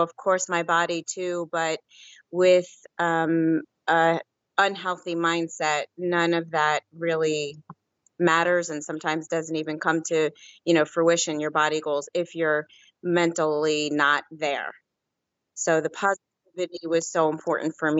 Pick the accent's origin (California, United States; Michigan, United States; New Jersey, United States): New Jersey, United States; now in Pennsylvania, United States; Originally from New Jersey, and I live in Pennsylvania now.